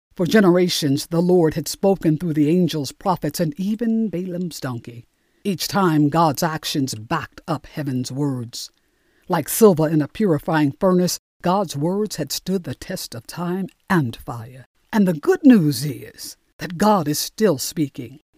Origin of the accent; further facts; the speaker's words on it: Newark, New Jersey, United States; Growing up in Newark, New Jersey